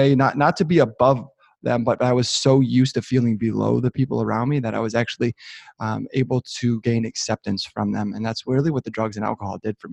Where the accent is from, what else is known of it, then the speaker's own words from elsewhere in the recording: just north of Detroit, Southeast Michigan, United States; I'm born and raised in Southeast Michigan, just north of Detroit